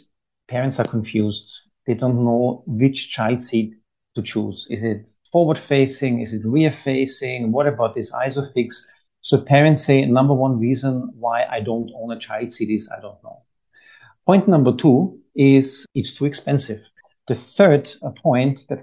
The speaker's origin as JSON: {"language": "English", "region": "Vienna", "country": "Austria", "moved": "yes", "lives_now": "United Arab Emirates", "said": "I'm from Vienna"}